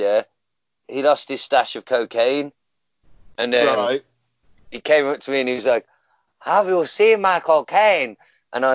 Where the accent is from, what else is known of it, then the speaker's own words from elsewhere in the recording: Glasgow, Scotland, United Kingdom; Right, is this racist if I do this voice? I'm from Glasgow. Is that racist?